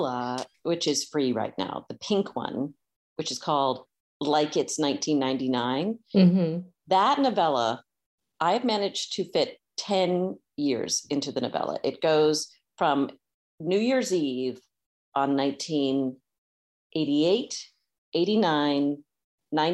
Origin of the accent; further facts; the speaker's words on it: North Carolina, United States; I grew up in North Carolina.